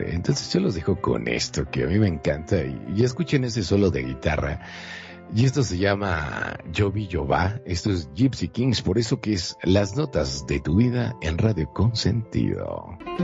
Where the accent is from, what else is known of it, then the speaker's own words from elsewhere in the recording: Monterrey, Nuevo León, Mexico; yo soy de Monterrey, Nuevo León, hasta donde yo sé no tengo ninguna eh, bueno, decía que mi abuela eh, era francesa, pero la verdad es que yo lo dudo